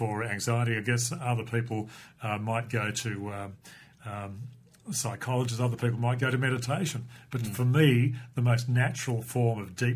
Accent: Perth, Western Australia, Australia; I grew up in Mount Lawley and then went to CBC Highgate

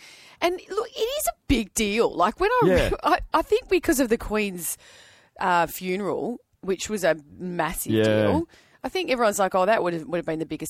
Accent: Australia; we're Australian

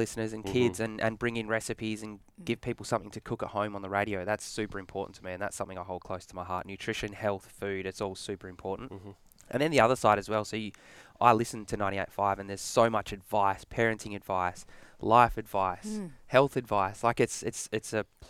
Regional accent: Cardup, Western Australia, Australia; now in Cockburn, Australia; I grew up in Cardinia. It's Cardinia Primary School.

